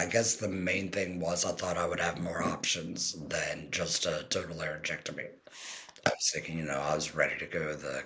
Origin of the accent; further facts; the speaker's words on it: Crofton, Maryland, United States; I'm from Crofton, Maryland